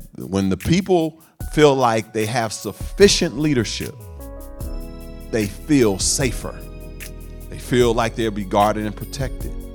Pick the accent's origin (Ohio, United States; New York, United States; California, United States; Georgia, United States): California, United States; Oakland; this is where I come from Sabrani Park, East Oakland